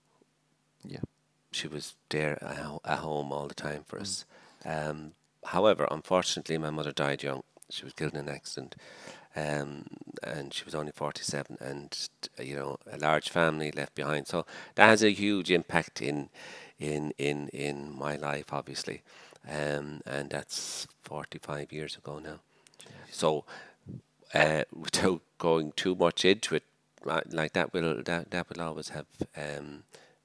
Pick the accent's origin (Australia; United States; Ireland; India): Ireland; Dublin, Leinster; moved away as an adult; also born or lived in Malawi; I'm a Dublin man